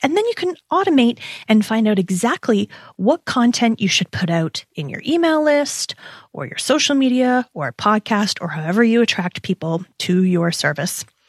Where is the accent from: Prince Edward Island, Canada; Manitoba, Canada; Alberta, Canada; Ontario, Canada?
Ontario, Canada; Toronto; We're both Toronto girls